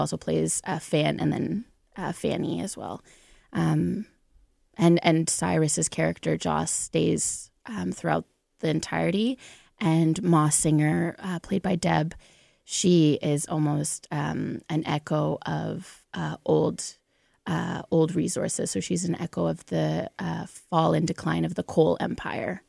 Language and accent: English; Onaping, Ontario, Canada; also born or lived in Thunder Bay; I'm from Onaping, which is north of Sudbury.